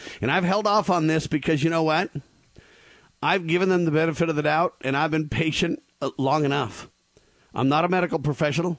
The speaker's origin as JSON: {"language": "English", "country": "United States", "said": "the United States, where I live, my home country"}